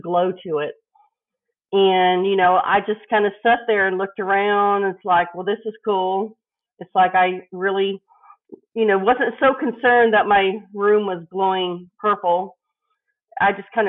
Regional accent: El Paso, Texas, United States; I grew up in Texas on the border of Mexico in El Paso.

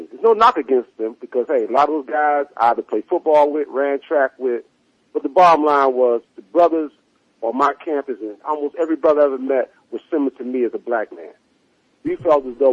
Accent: Washington, District of Columbia, United States; You know, I'm from Washington D.C.

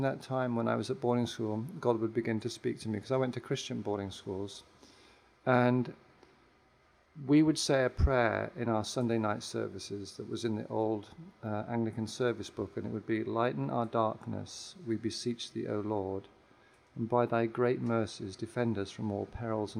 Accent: England, United Kingdom; Well, I'm a preacher's kid. I was raised in England, but my dad was an army chaplain. He traveled around the world.

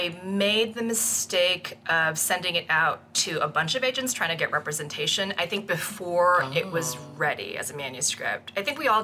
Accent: North Dakota, United States; also born or lived in South Korea / Massachusetts; now in Baltimore, United States; I was born in South Korea, but I grew up in North Dakota from a pretty young age.

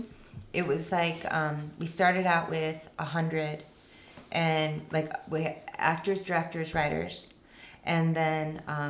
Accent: Wheaton, Illinois, United States; moved away as an adult; also born or lived in New York; I grew up in Illinois

